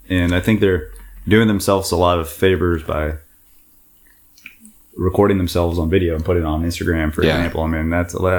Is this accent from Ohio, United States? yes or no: no; San Antonio, Texas, United States; moved away as an adult; now in Austin, United States; Since 2005. Yeah. I grew up in San Antonio, came up to Austin to go to UT.